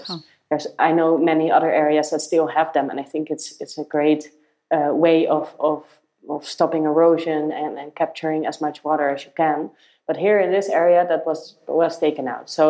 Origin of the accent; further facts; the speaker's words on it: Netherlands; moved away as an adult; I had to change this mindset a bit because I came from the Netherlands, where I did do this type of work that was a nine to six computer related job.